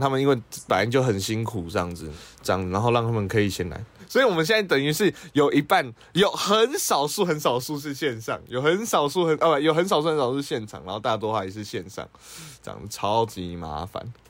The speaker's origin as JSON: {"language": "Chinese", "country": "Taiwan"}